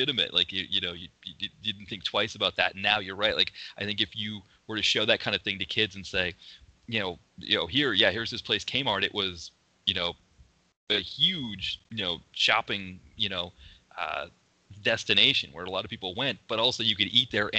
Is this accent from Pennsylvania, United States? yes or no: no; Portsmouth, New Hampshire, United States; in my hometown, there was still a department store in the downtown Portsmouth, New Hampshire area